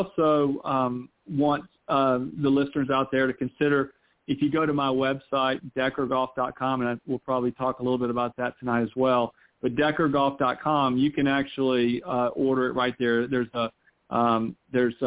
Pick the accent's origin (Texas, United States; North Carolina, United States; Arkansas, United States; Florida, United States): North Carolina, United States; now in Columbus, United States; I'm from North Carolina.